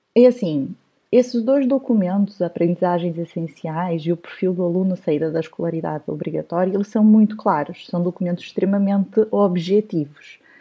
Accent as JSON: {"language": "Portuguese", "country": "Brazil", "tie": "born or raised there", "also_born_or_lived": "São Paulo", "moved": "yes", "said": "eu nasci no Brasil, cresci no Brasil, fui professora no Brasil"}